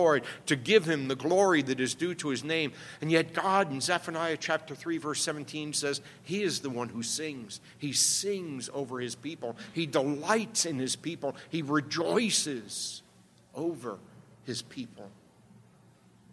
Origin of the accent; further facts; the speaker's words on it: New York City, New York, United States; I grew up in the Bronx